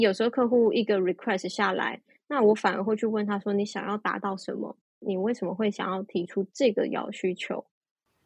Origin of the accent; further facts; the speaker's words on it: Taiwan; moved away as an adult; also born or lived in Netherlands; 我回到台湾，我选择回到台湾